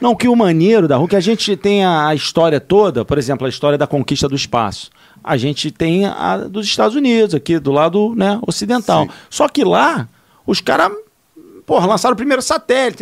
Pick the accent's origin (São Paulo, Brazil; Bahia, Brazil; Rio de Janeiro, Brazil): Rio de Janeiro, Brazil; eu sou carioca